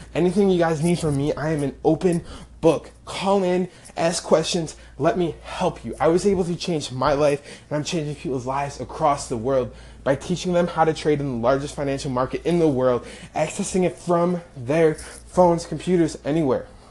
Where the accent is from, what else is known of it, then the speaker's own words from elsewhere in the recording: rural Illinois, United States; from a very small town in rural Illinois, where I grew up. Less than a thousand people in my hometown